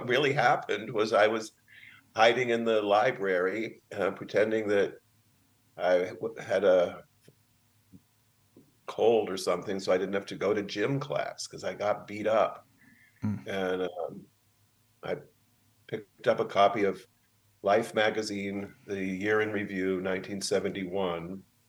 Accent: Arizona, United States; also born or lived in Indiana; now in San Francisco, United States; No, I was born in Indiana, and my parents were in graduate school, so we moved around until they both finished and got professorships at Arizona State, where I went to high school.

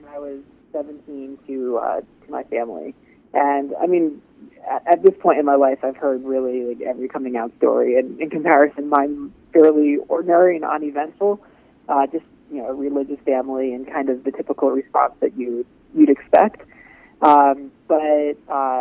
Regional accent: Rhode Island, United States; I grew up in New England, in Rhode Island, actually

